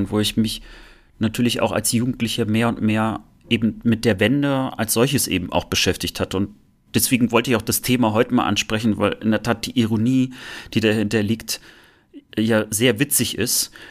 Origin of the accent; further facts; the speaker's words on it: Rostock, Mecklenburg-Vorpommern, Germany; Und bei uns in Rostock, in Lichtenhagen gegenüber, war das sogar so krass, dass das Gymnasium zwei Schülerzeitungen hatten